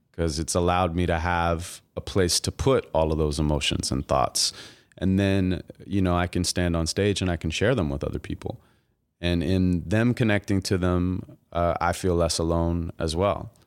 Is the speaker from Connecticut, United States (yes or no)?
no; Santa Monica, California, United States; I'm from Santa Monica, and, uh, I was born and raised there